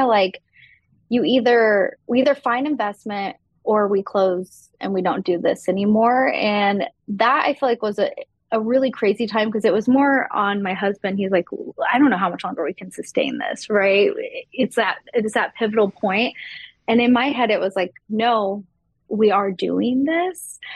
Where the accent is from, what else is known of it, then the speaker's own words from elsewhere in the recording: Texas, United States; I grew up in Texas